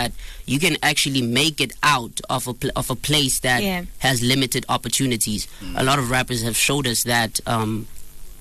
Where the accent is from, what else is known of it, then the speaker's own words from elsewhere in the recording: Tembisa, Gauteng, South Africa; I grew up in Tembisa, so it's not a lot of hope there